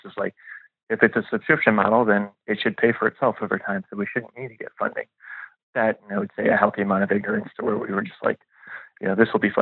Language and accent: English; La Grange, Illinois, United States; moved away as an adult; also born or lived in Nashville; I grew up just outside Chicago in a suburb called LaGrange